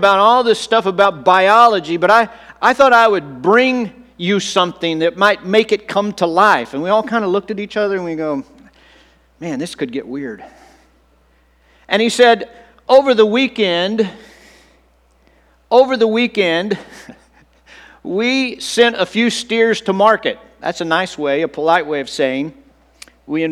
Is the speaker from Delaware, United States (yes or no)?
no; Texas, United States; as a seventh grade boy growing up in Texas